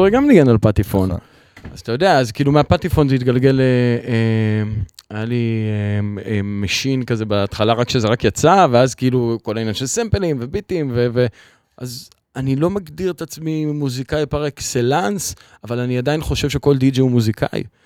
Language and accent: Hebrew; Kfar Truman, Central District, Israel; now in Ramat Gan, Israel; אני במקור מכפר טרומן. במושב